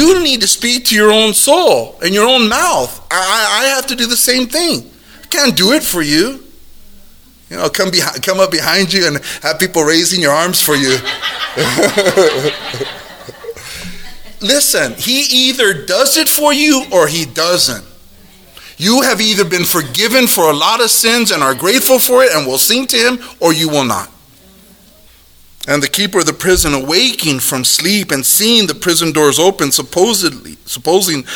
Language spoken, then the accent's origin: English; United States; We're Americans